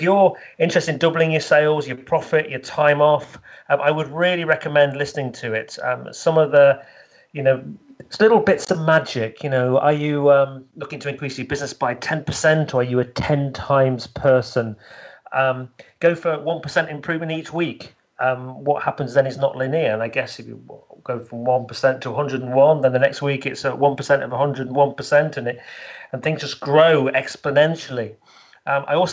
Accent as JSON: {"language": "English", "region": "the north of England", "country": "United Kingdom", "also_born_or_lived": "London", "accent": "northern", "moved": "as an adult", "lives_now": "Leicestershire, United Kingdom", "said": "I'm actually from the north, so I say things like love and bath."}